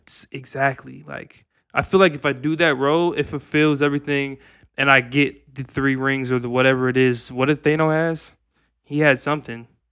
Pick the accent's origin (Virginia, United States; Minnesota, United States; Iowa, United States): Minnesota, United States; we're from Minnesota